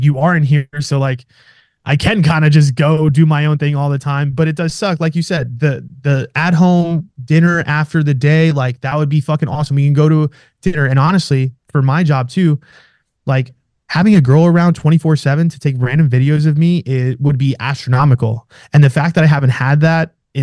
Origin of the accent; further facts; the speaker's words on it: New York, United States; moved away as an adult; now in Scottsdale, United States; I'm from New York